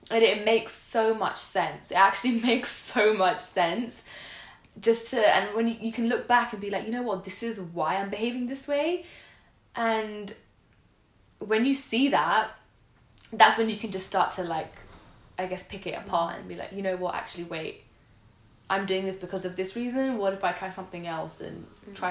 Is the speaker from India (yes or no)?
yes; India; and we're both like you and I, we're we're Indian.